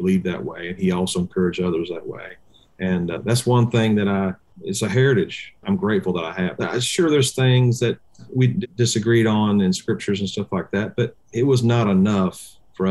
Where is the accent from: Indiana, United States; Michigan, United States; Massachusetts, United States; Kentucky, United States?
Indiana, United States; moved away; I'm originally from Indiana